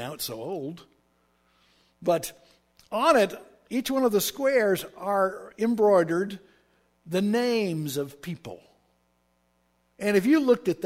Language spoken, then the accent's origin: English; Oklahoma, United States; when I was raised in Oklahoma, that's where I'm from, I was raised in polite Southern society